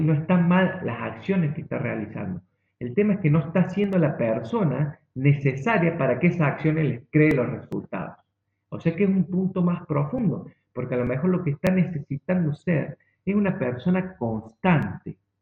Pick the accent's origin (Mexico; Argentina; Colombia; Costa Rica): Argentina; yo soy argentino